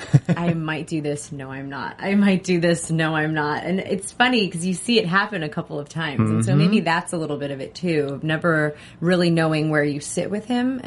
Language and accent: English; New York City, New York, United States; we're both from Queens.